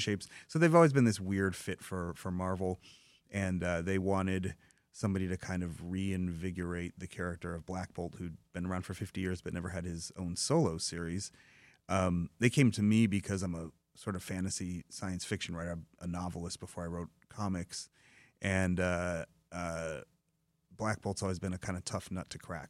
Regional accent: Dearborn, Michigan, United States; I grew up in Dearborn, in the south end, uh, east end of Dearborn, in immigrant communities

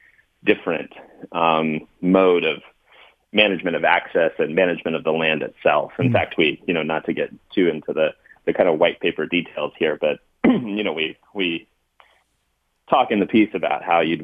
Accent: California, United States; I grew up in California

